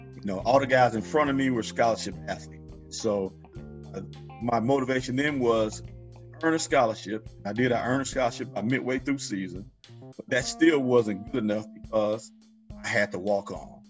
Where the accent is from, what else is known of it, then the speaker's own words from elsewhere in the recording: Pine Bluff, Arkansas, United States; now in Champaign, United States; born and raised in Pine Bluff, Arkansas